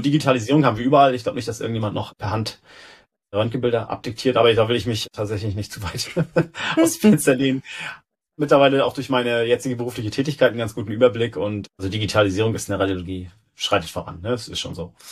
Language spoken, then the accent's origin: German; Rostock, Mecklenburg-Vorpommern, Germany; also born or lived in Berlin, Germany / Stockholm, Sweden; Dann hat's mich zurück nach Rostock wieder gebracht, in meine Heimatstadt